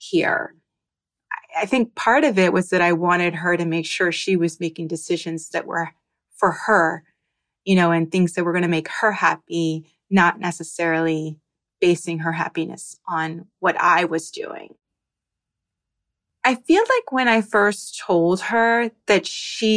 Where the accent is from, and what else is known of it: New Jersey, United States; now in Miami, United States